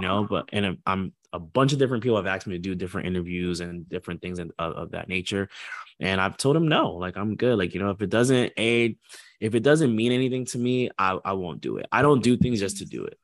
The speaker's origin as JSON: {"language": "English", "town": "Port St. Lucie", "region": "Florida", "country": "United States", "also_born_or_lived": "Orlando, Florida", "said": "I'm from Port Saint Lucie"}